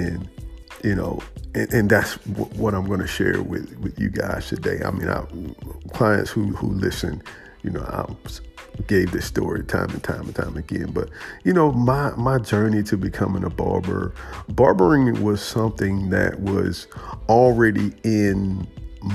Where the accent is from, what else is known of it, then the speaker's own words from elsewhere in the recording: United States; as an African American barber, as a American barber, a Black American barber